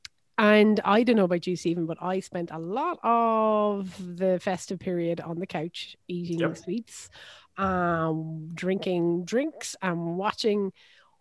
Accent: Ireland; I am an Irish person

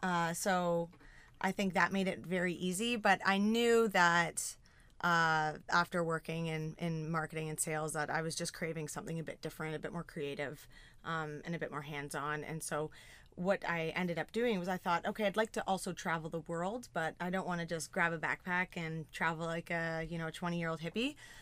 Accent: Ontario, Canada; Yeah, I'm from Southern Georgian Bay.

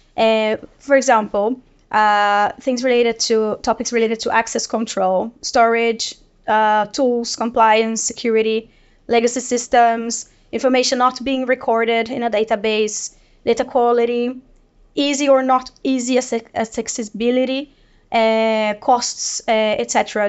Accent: Brazil; moved away as an adult; now in Sweden; I live in Sweden for 13 years, and I'm originally from Brazil

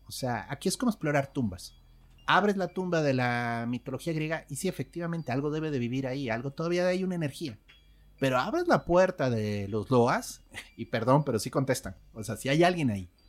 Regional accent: Mexico; aquí en México crecimos

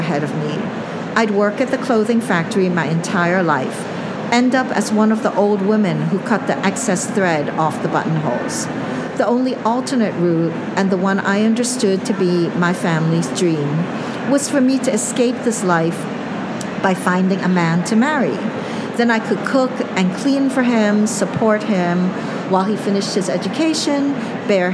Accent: New York, United States; also born or lived in Hong Kong; I moved from Hong Kong to Brooklyn when I was 5 years old, and we lived in a rat-infested, roach-infested apartment

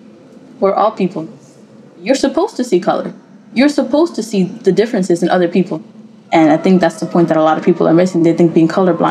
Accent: New York City, New York, United States; I grew up in Washington Heights in Upper Manhattan.

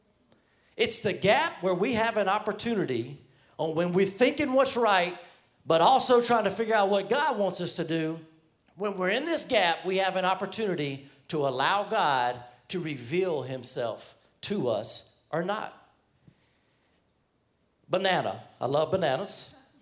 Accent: New York City, New York, United States; moved away; We have people from the NYC because I'm from New York

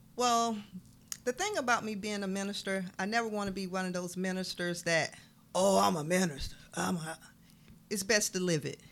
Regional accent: Waynesboro, Georgia, United States; originally from down the road, Waynesboro

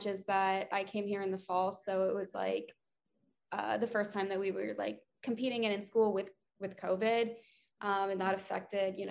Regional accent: Georgia, United States; I'm originally from Georgia. So we used to race there every year in high school

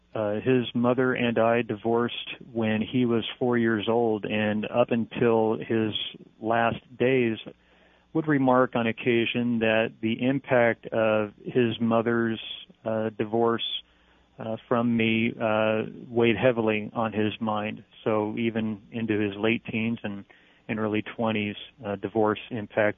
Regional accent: Long Beach, California, United States; It's my hometown

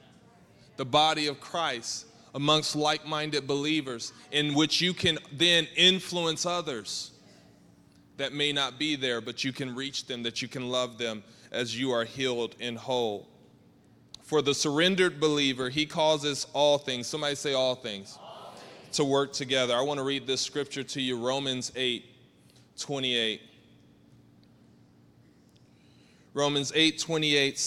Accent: Georgia, United States; I'm from Georgia, and I'm the oldest of five.

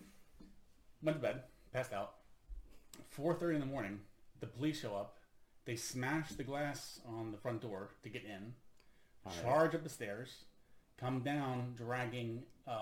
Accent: United States; moved away as an adult; now in Sweden; I am an American living in Sweden since 2006

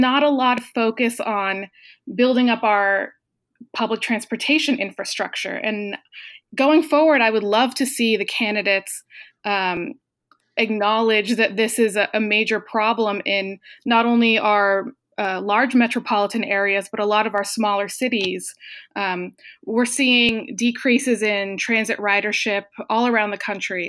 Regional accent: New Hampshire, United States; moved away as an adult; also born or lived in Boston; now in Los Angeles, United States; I'm originally from New Hampshire, but I went to Boston

